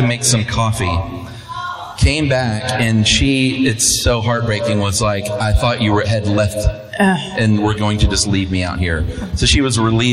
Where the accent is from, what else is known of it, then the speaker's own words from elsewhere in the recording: Atlanta, Georgia, United States; moved away as an adult; From Atlanta, grew up in DeKalb County. Went to Redan High School and the University